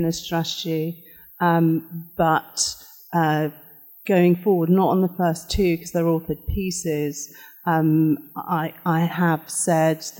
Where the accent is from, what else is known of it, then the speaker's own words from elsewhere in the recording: Cardiff, Wales, United Kingdom; I was brought up in Cardiff, so I was brought up in a very diverse society